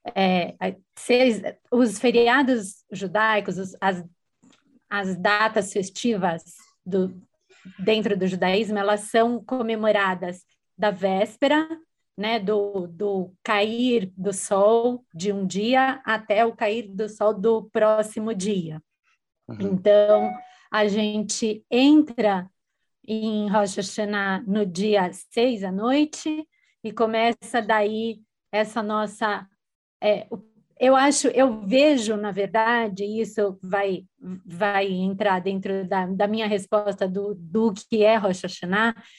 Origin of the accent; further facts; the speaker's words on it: Brazil; eu sou brasileira, mulher, judia